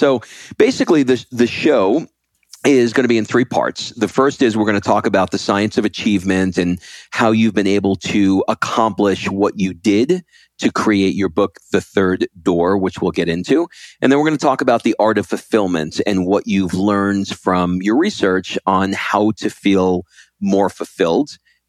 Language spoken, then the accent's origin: English; New York, United States; And I grew up in New York, and I had a lot of Iranians around me